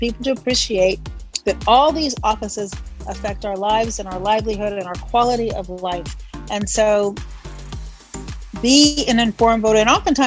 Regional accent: Chicago, Illinois, United States; I'm from Chicago.

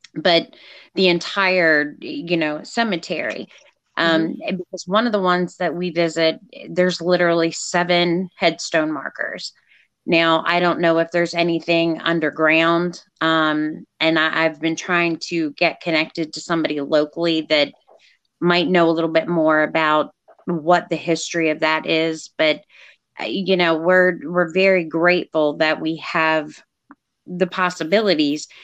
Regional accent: Eastern Shore, Maryland, United States; also born or lived in Texas; I grew up, and we are in Maryland uh, we're, you know, the Eastern Shore

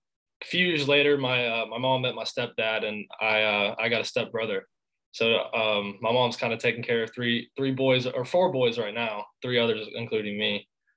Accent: Augusta, Georgia, United States; I'm from Augusta, Georgia.

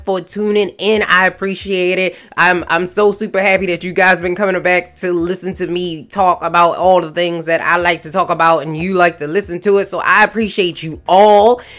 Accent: Maryland, United States; my home state of Maryland

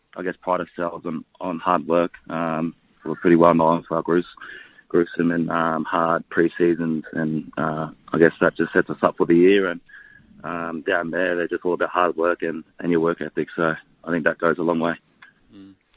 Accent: Bundaberg, Queensland, Australia; moved away as an adult; also born or lived in Townsville; now in Melbourne, Australia; I grew up in Bundaberg, did, did all my schooling years there

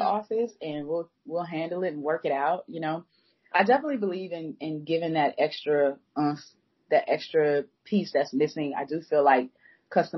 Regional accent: Atlanta, Georgia, United States; now in Charlotte, United States; I'm from Atlanta

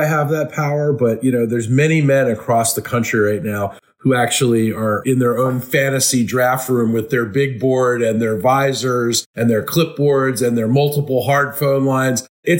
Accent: Philadelphia, Pennsylvania, United States; born there; I was born in Philadelphia, so I can say

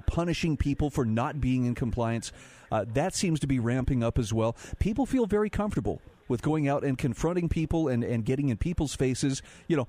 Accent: Utah, United States; my home state of Utah, in southern Utah

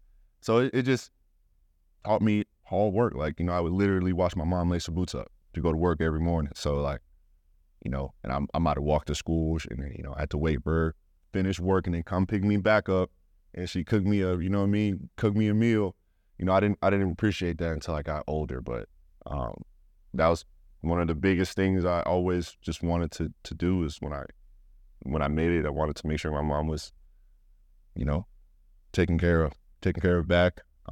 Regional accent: Utah, United States; born there; Yeah, well, for anyone that doesn't know, I'm a military brat, and I was born here in Hill Air Force Base.

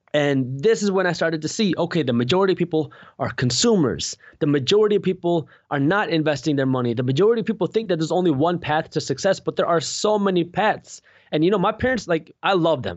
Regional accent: Michigan, United States; I'm from the Michigan area

